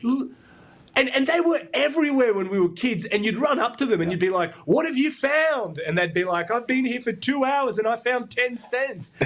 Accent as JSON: {"language": "English", "town": "Brisbane", "region": "Queensland", "country": "Australia", "tie": "born or raised there", "said": "I grew up in Brisbane"}